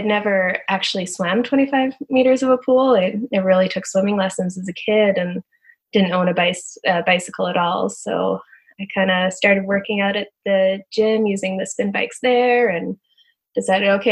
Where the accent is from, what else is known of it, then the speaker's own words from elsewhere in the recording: Canada; moved away as an adult; also born or lived in Texas, United States; being a Canadian down in the U.S.